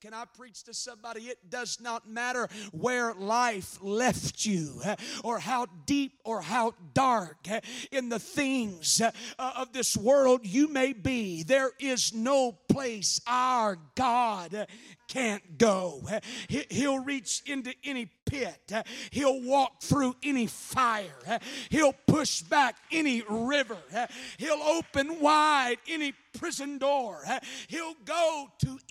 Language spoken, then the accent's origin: English; Oklahoma, United States; I'm from Oklahoma